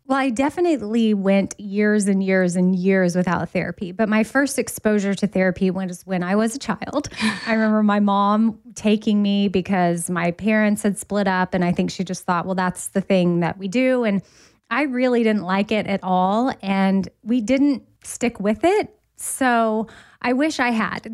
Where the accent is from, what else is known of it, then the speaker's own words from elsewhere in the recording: Austin, Texas, United States; now in Nashville, United States; Austin, which is my hometown